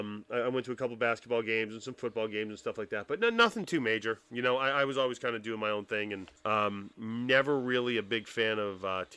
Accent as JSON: {"language": "English", "town": "Louisville", "region": "Kentucky", "country": "United States", "tie": "born or raised there", "also_born_or_lived": "Massachusetts", "said": "Yeah, born in Massachusetts, a small town in Massachusetts, moved to Kentucky, and kind of went from a boy to a man in Louisville, shall we say."}